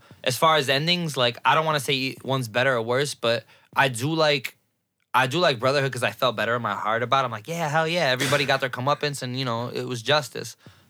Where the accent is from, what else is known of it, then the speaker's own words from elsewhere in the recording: Puerto Rico; I know my history. I'm Puerto Rican. I'm African. I'm Indian. I'm Spaniard.